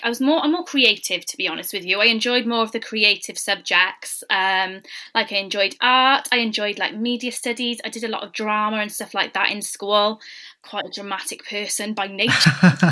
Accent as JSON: {"language": "English", "town": "Newport", "region": "Wales", "country": "United Kingdom", "tie": "born or raised there", "said": "I'm originally from Malpas"}